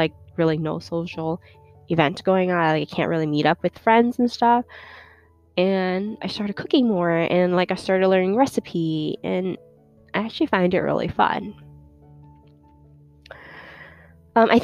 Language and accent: English; New York City, New York, United States; also born or lived in China; I grew up in New York City